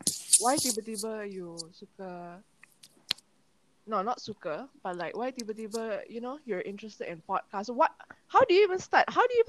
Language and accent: English; Ampang, Selangor, Malaysia; also from Ampang.